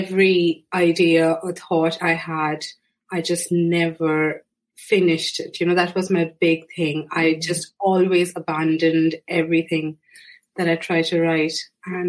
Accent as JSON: {"language": "English", "country": "India", "tie": "born or raised there", "moved": "as an adult", "lives_now": "Ireland", "said": "I was born and raised in India, but I moved to Ireland about 8 years ago now."}